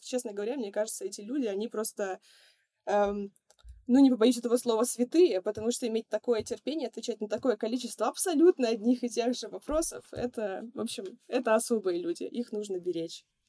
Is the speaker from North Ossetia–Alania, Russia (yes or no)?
no; Ufa, Bashkortostan, Russia; moved away as an adult; now in Saint Petersburg, Russia; еще одна студия в моем родном городе. Я сама, кстати, из Уфы